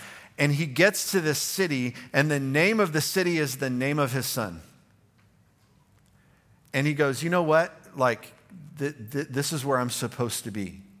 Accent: the South, United States; I'm a Southerner.

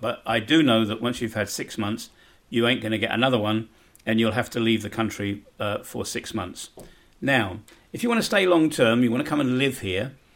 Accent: United Kingdom; moved away as an adult; now in Bosnia and Herzegovina; being a Brit

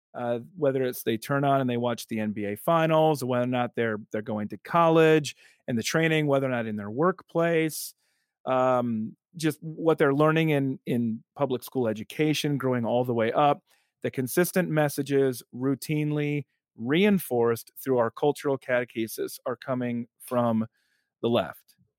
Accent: South Dakota, United States; moved away as an adult; also born or lived in Evanston, Illinois; now in Alabama, United States; South Dakota, my first eighteen years

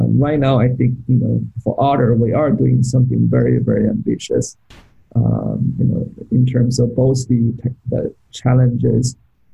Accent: Beijing, China; moved away as an adult; now in United States; I grew up in Beijing.

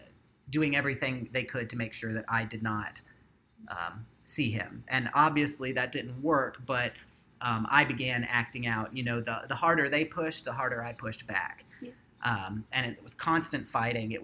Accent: North Carolina, United States; I grew up in North Carolina

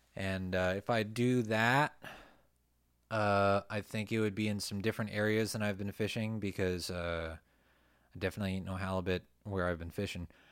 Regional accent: Ventura County, California, United States; I grew up in Ventura County

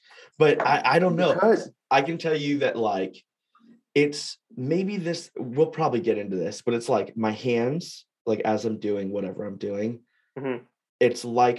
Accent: Fresno, California, United States; moved away; I'm from Fresno

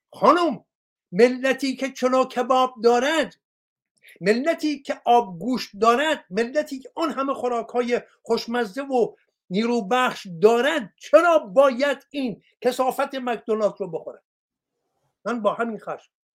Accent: Iran; من یک مرد ایرانی هستم

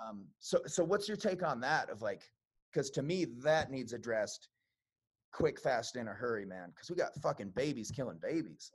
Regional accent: Chicago, Illinois, United States; I'm from Chicago, mm-hmm. um, so I lived uh, on the west side

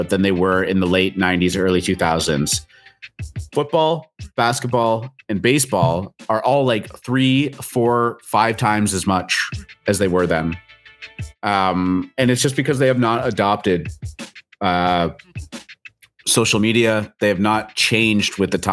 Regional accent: Coeur d'Alene, Idaho, United States; from my hometown, Coeur d'Alene, Idaho

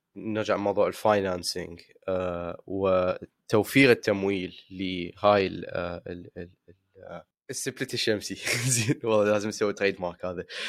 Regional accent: Iraq

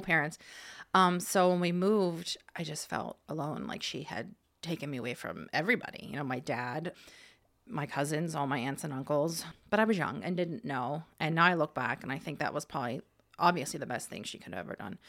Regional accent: Hershey, Pennsylvania, United States; also born or lived in Ohio; she moved out here when I was ten, so I was in fourth grade. So we moved to Hershey, and I went to Hershey

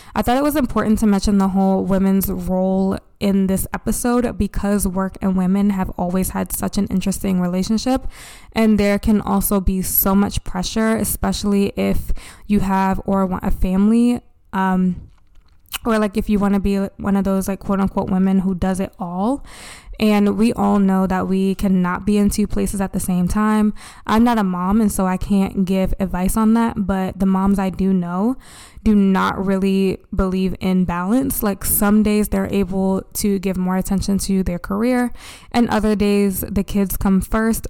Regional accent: Baltimore, Maryland, United States; my hometown, Baltimore

